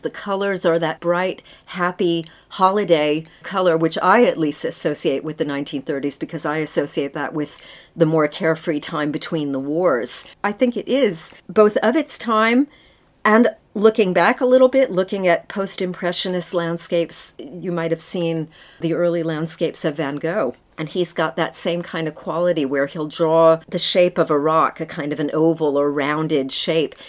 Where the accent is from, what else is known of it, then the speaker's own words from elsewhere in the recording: United States; now in United Kingdom; I'm an American